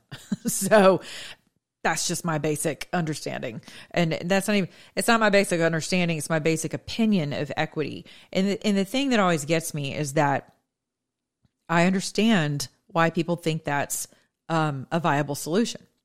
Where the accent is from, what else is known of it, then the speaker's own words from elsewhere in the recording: United States; my childhood growing up in Hall County.